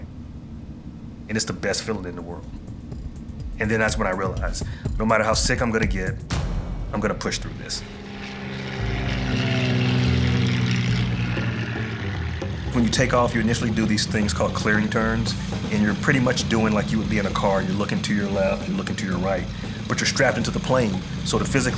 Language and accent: English; Columbia, Tennessee, United States; I'm from Columbia, Tennessee